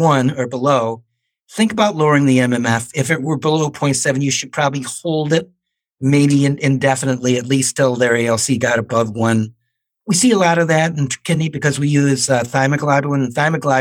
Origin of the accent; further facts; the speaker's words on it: Chicago, Illinois, United States; moved away as an adult; also born or lived in St. Louis; I grew up in Chicago